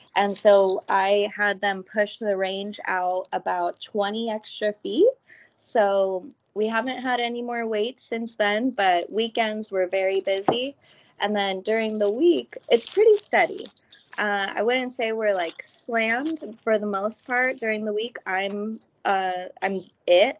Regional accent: Southern California, United States; I'm born and raised in Southern California, never left

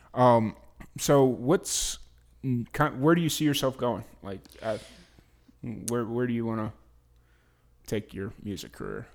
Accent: Chicago, Illinois, United States; my home te-, hometown

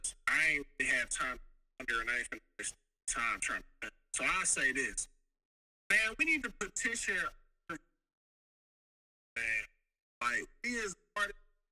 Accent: Mississippi, United States; I'm from Mississippi

